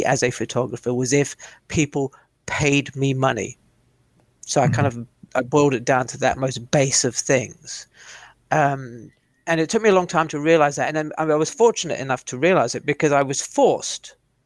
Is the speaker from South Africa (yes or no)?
yes; South Africa; now in United Kingdom; as a youngster growing up in South Africa